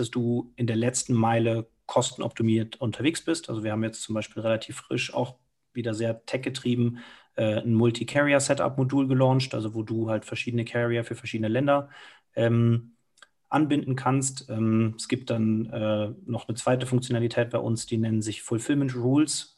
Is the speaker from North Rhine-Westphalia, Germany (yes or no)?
yes; Cologne, North Rhine-Westphalia, Germany; moved away as an adult; now in Munich, Germany; ich bin direkt in Müngersdorf groß geworden, du wohnst neben dem Stadion